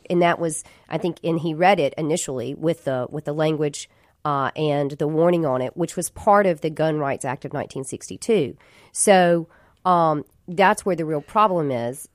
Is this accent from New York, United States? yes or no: no; Jackson, Mississippi, United States; I grew up in Jackson. I'm a lifelong Mississippian, born and raised here